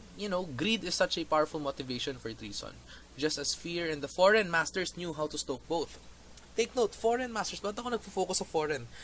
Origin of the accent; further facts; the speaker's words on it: Philippines; as a Filipino